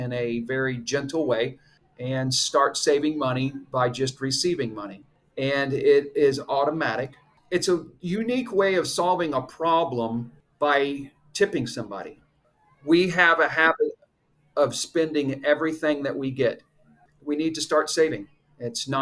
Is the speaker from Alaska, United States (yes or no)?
no; Orlando, Florida, United States; I am from Orlando, Florida. I grew up here.